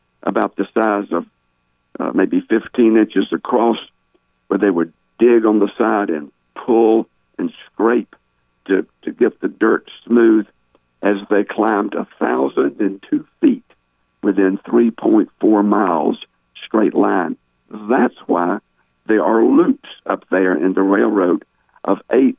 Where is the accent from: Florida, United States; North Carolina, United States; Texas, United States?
North Carolina, United States; Smithfield; now in Marion, United States; I was born and raised in Smithfield